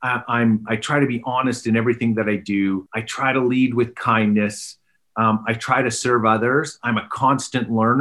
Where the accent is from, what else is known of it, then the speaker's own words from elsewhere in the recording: Canada; moved away as an adult; also born or lived in England; now in Pennsylvania, United States; I grew up in Canada